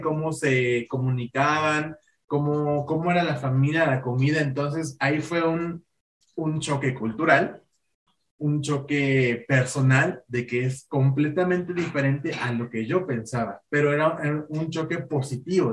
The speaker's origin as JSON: {"language": "Spanish", "country": "Mexico", "said": "nosotros como mexicanos"}